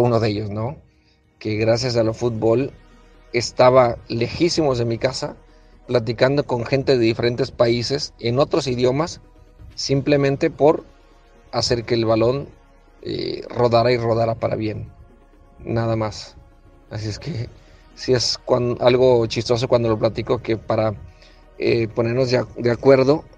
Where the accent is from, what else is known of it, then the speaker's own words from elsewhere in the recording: Culiacancito, Sinaloa, Mexico; De un pueblo de Culiacancito, eh, alejado de muchas cosas y estando en un lugar tan lejano de, mi tierra